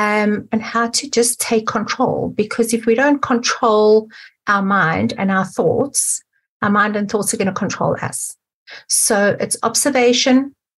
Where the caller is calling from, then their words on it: Johannesburg, Gauteng, South Africa; So I'm calling from Johannesburg in South Africa.